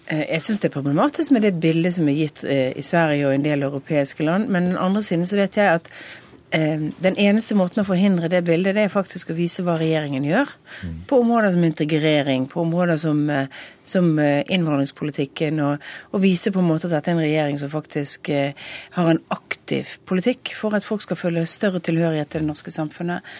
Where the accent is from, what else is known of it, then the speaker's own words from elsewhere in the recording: Western Norway, Norway; jeg kommer fra Vestlandet